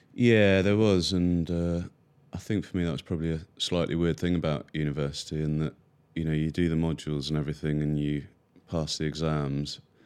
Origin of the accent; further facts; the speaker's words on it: near Cambridge, East of England, United Kingdom; I grew up near Cambridge